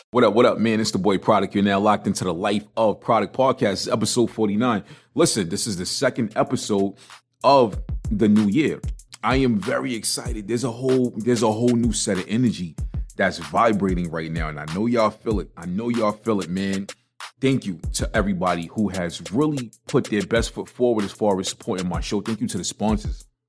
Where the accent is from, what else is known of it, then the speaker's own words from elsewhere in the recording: New York City, New York, United States; I, I, was born and raised in a one bedroom apartment in Brooklyn